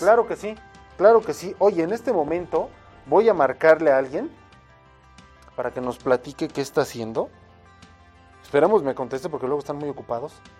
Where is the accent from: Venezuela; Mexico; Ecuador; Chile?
Mexico; para nosotros como mexicanos, y estoy hablando sí como mexicanos